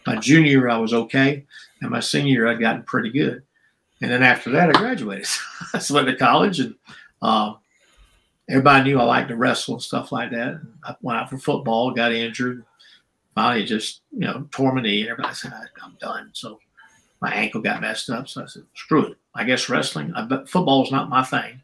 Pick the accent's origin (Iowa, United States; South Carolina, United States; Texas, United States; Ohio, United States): South Carolina, United States; Charleston; accent: black brogue; I was raised in Charleston, South Carolina, which is 60% black